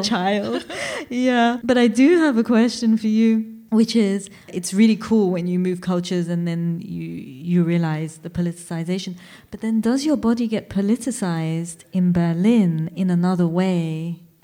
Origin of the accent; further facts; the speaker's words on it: India; I come from India.